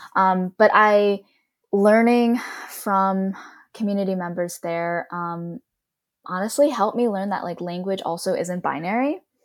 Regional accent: Cleveland, Ohio, United States; moved away as an adult; also born or lived in Columbus, Ohio; now in Los Angeles, United States; I grew up in Cleveland, but then went to school at Ohio State in Columbus, so I lived there for about eight years

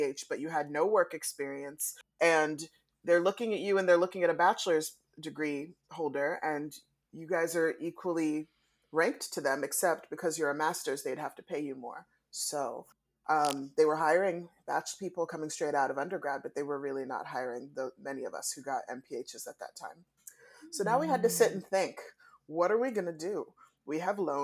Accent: DC metro area, Maryland side, United States; I was born and raised in the DC metro area on the Maryland side of the DMV

